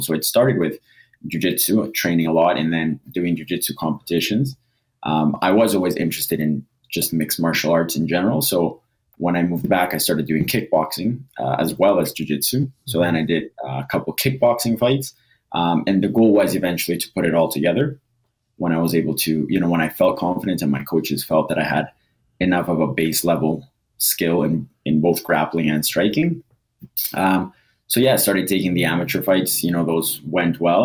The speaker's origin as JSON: {"language": "English", "town": "Edmonton", "region": "Alberta", "country": "Canada", "tie": "born or raised there", "also_born_or_lived": "Costa Rica / Toronto", "said": "I was born in Costa Rica. I moved to Edmonton or Toronto when I was about seven or eight. Lived there for two years. Moved to Edmonton. Went through high school and everything here"}